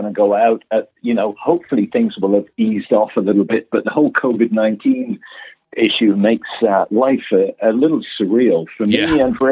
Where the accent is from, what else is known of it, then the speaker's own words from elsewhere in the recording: England, United Kingdom; moved away as an adult; now in Toronto, Canada; I'm British born and raised